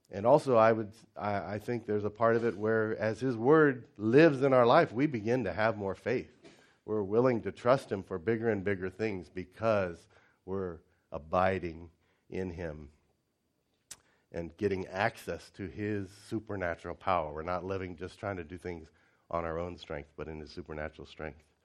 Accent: United States; moved away as an adult; also born or lived in China; for an American

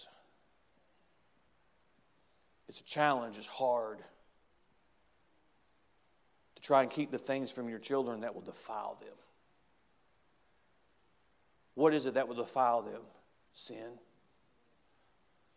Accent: United States; as an American

